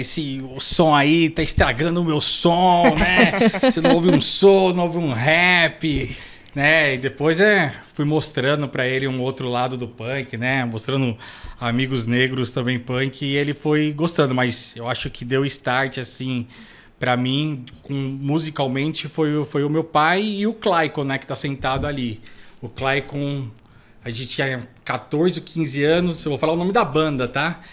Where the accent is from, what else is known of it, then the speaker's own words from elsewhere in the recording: São Paulo, Brazil; also born or lived in Grajaú, São Paulo; eu nasci aqui perto, na, na Vila Prel, né? Depois eu fui pro Capão e hoje em dia eu moro no Grajaú